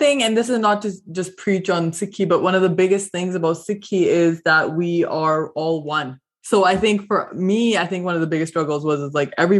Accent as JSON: {"language": "English", "country": "Canada", "tie": "born or raised there", "said": "as a South Asian growing up in Canada, you have a bit of an identity crisis, right?"}